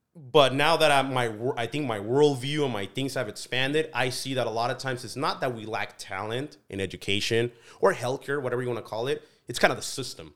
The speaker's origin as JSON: {"language": "English", "town": "Delano", "region": "California", "country": "United States", "tie": "born or raised there", "also_born_or_lived": "Mexico", "said": "growing up in Delano, growing up in agriculture"}